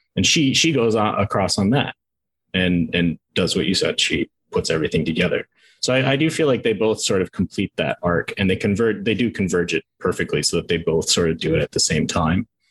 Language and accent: English; Minnesota, United States; I'm from Minnesota